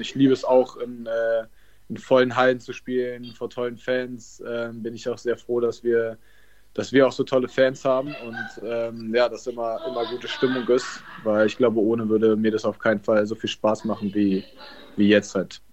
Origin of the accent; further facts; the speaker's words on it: Berlin, Germany; Ich bin Berliner, bin in Berlin aufgewachsen